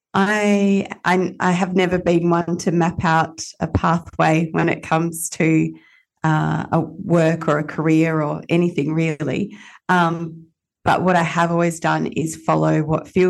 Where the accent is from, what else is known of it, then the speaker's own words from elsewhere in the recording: Perth, Western Australia, Australia; as a kid growing up in Perth